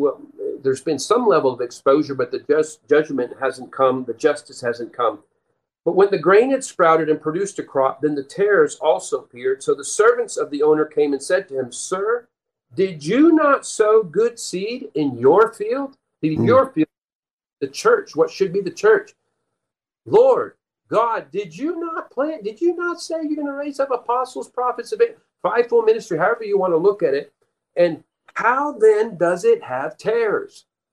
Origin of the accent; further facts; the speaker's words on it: Peru; but when I lived, and my parents were missionaries, I grew up in Peru, South America. We lived there most of our first 18 years. Several years we were on a farm community.